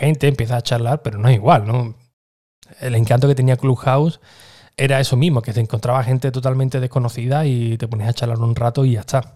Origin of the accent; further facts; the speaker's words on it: Écija, Andalusia, Spain; uno de ellos era de mi pueblo, era de, de, Éfija también